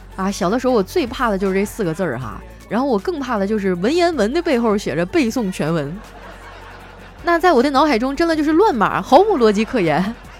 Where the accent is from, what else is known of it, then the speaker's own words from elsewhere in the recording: Northeast China, China; moved away; 在我们东北啊，有的人得天天喝高了才回家。很多人啊，都说我们东北人能喝